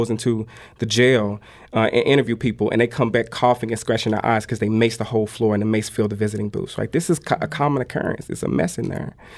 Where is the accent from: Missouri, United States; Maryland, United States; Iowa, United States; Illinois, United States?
Missouri, United States; St. Louis; this is my city. I was raised in North St. Louis all of my life